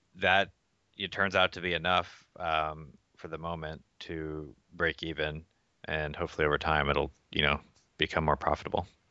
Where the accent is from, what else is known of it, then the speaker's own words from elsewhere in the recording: Atlanta, Georgia, United States; moved away as an adult; also born or lived in Philippines / Boston, Massachusetts; I grew up in Atlanta